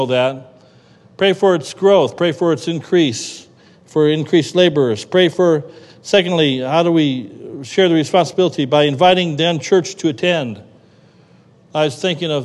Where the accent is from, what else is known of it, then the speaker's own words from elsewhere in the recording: Cleveland, Ohio, United States; I grew up near Cleveland, Ohio